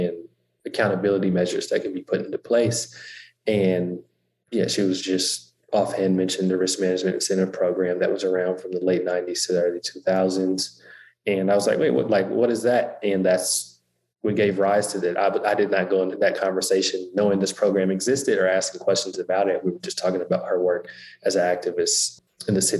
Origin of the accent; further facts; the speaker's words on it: Oakland, California, United States; born and raised in Oakland